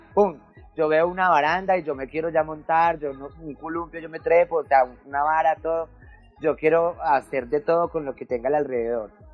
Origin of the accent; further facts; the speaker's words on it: Medellín, Antioquia, Colombia; also born or lived in Bogotá / Puerto Berrío; es donde estoy viviendo en estos momentos, que es el Popular 1. Este es mi barrio de infancia, aquí fue donde me crié